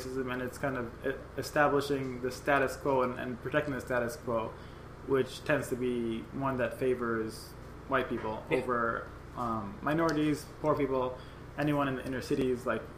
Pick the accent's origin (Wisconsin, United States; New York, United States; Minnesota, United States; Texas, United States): New York, United States; New York City; we were both growing up in New York